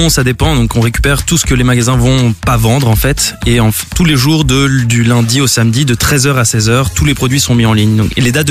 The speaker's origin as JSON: {"language": "French", "country": "France", "moved": "as an adult", "lives_now": "Brussels, Belgium", "said": "français à la base, mais bon, ça fait euh, ça fait 10 ans que je suis là. Bon, je suis bruxellois."}